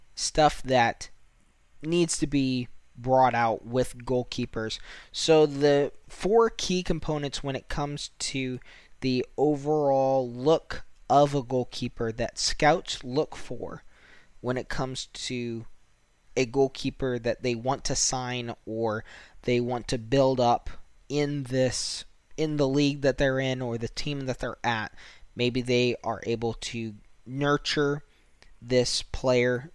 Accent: United States; as a American

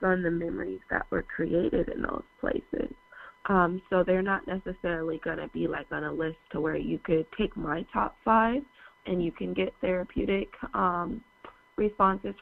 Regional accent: Seattle, Washington, United States; born or raised there; moved away

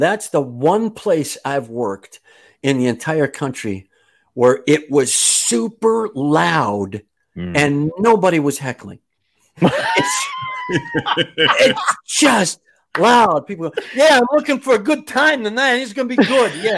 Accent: Kenosha, Wisconsin, United States; also born or lived in Madison, Wisconsin; I grew up in Kenosha, Wisconsin

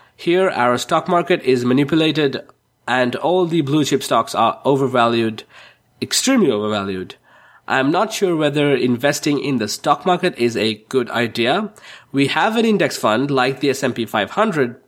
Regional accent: Sri Lanka; I'm from Sri Lanka

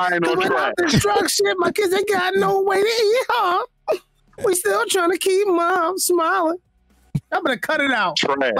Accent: Philadelphia, Pennsylvania, United States; Because I'm from Philly.

